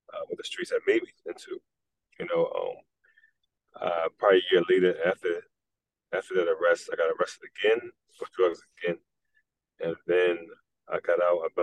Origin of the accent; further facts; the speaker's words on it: Philadelphia, Pennsylvania, United States; also born or lived in North Carolina; moved to Philadelphia when I was probably six months, and we've been in Philadelphia ever since.